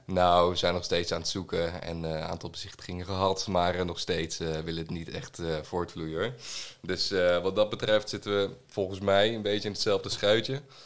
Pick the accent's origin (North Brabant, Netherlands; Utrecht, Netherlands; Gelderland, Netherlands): Gelderland, Netherlands; Ede; also born or lived in Arnhem / Nijmegen; ik ben, eh, geboren en getogen in Ede